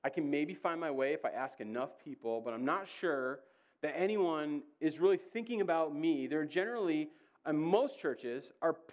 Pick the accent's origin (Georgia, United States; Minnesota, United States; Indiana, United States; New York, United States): Georgia, United States; I'm from Georgia